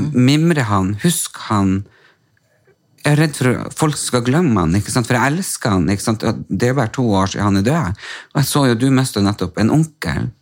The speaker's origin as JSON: {"language": "Norwegian", "town": "Storjord", "country": "Norway", "said": "Storjord, der jeg er fra."}